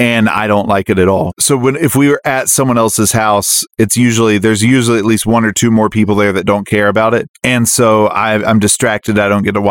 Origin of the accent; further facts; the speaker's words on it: North Carolina, United States; moved away; also born or lived in Seattle; I grew up in North Carolina